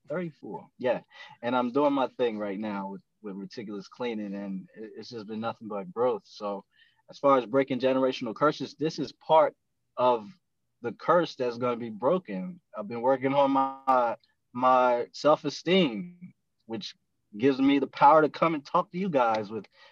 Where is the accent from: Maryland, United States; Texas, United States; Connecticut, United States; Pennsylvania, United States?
Maryland, United States; Eastern Shore of; now in Anne Arundel County, United States; where I'm from the Eastern Shore of Maryland. I kind of navigated my way over here to Anne Arundel County